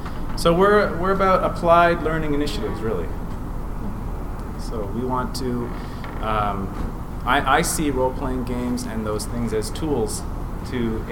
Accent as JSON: {"language": "English", "town": "Ottawa", "region": "Ontario", "country": "Canada", "said": "I'm from Ottawa, Canada."}